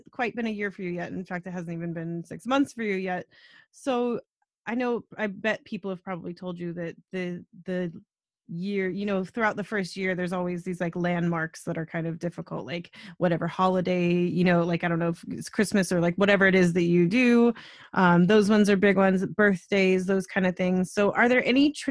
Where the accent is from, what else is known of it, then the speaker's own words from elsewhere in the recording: United States; now in Canada; I'm American